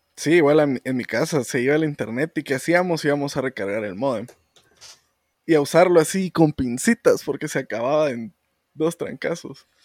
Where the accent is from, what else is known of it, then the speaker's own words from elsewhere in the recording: Guatemala; Mucha, muchas de nuestra gente, nuestro pueblo, mm. tiene ciertas actitudes que toda Guatemala tiene